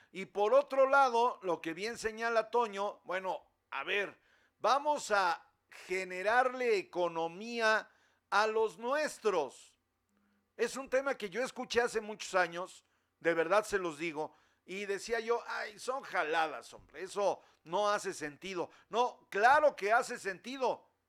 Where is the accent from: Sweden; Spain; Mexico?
Mexico